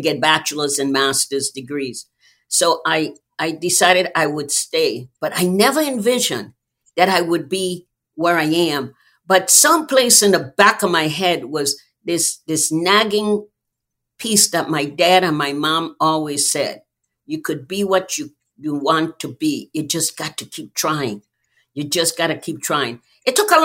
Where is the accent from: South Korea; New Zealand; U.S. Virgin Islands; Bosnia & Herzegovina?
U.S. Virgin Islands; born or raised there; moved away